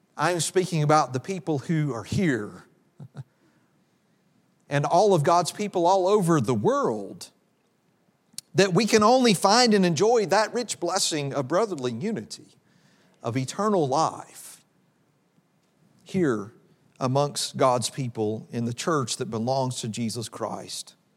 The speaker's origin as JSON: {"language": "English", "town": "Oxford", "region": "Mississippi", "country": "United States", "tie": "born or raised there", "also_born_or_lived": "Memphis, Tennessee", "said": "I grew up in Oxford, Mississippi."}